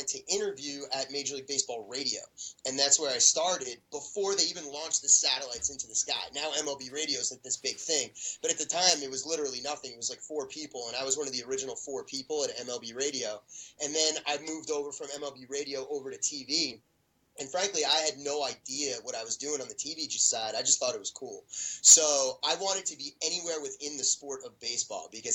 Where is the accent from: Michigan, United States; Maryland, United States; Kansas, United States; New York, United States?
New York, United States; Baldwin; I grew up in Baldwin